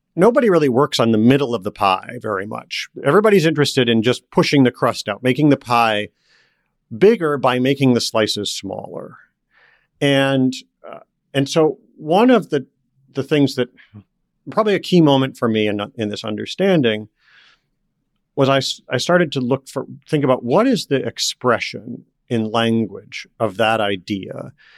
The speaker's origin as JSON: {"language": "English", "town": "Detroit", "region": "Michigan", "country": "United States", "tie": "born or raised there", "moved": "as an adult", "said": "I grew up around Detroit"}